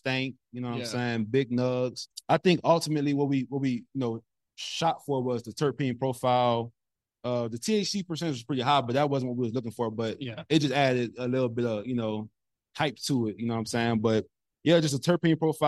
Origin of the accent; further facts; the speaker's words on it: New Orleans, Louisiana, United States; moved away as an adult; also born or lived in Miami, Florida / Los Angeles, California; now in Texas, United States; growing up in New Orleans, we had everything